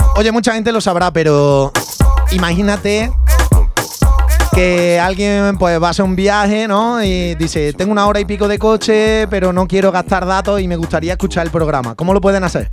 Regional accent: Andalusia, Spain; somos los andaluces

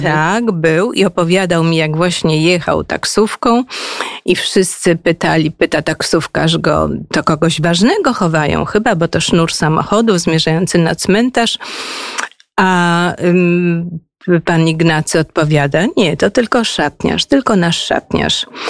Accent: Wrocław, Lower Silesian Voivodeship, Poland; moved away as an adult; Ja jestem w ogóle wrocławianką

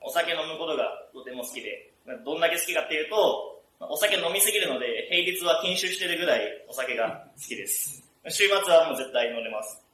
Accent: Kanazawa, Ishikawa, Japan; 金沢生まれ、金沢育ちで

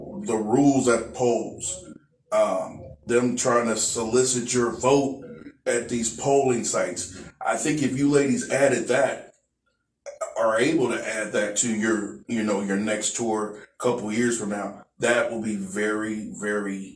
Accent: Kansas City, Missouri, United States; now in Texas, United States; Kansas City, Missouri

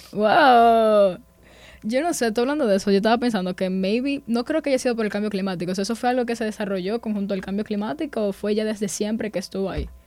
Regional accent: Dominican Republic; nosotros como dominicanos

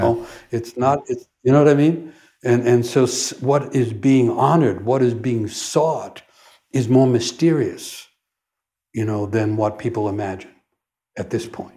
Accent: New York City, New York, United States; forlorn kid growing up in New York City

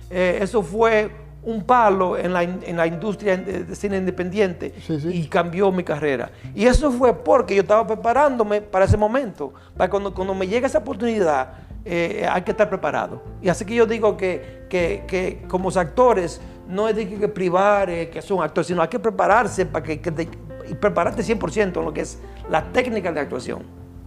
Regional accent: Baitoa, Santiago, Dominican Republic; nací en Baitoa, Santiago.

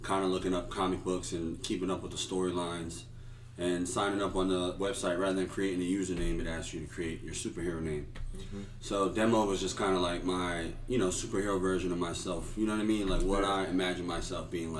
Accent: Stratford, Connecticut, United States; moved away as an adult; also born or lived in Hawaii; I grew up in Stratford.

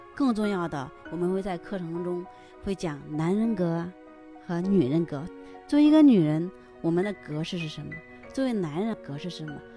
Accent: China; 我们中国人

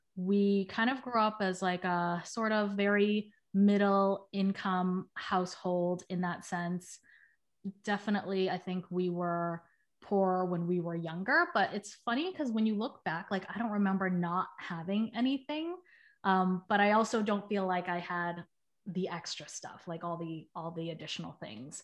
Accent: Boston, Massachusetts, United States; moved away as an adult; now in San Francisco, United States; I grew up in the South End, which is like a little neighborhood in Boston

